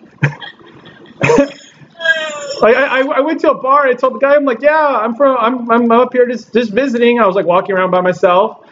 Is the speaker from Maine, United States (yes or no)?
no; Southern California, United States; I'm from Southern California.